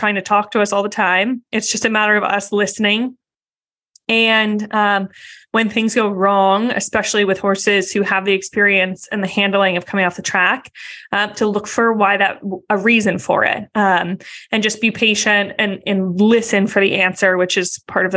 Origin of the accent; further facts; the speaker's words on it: outside of Boston, Massachusetts, United States; I grew up outside of Boston